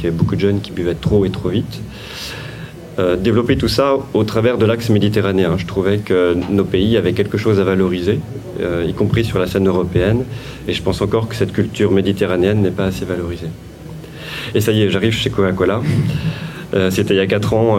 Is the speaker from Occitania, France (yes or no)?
no; Vendée, Pays de la Loire, France; je suis né en Vendée, euh, mes parents étaient des euh, artisans commerçants